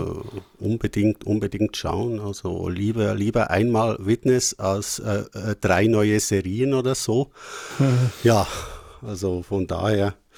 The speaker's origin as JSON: {"language": "German", "country": "Switzerland", "said": "bei uns in der Schweiz"}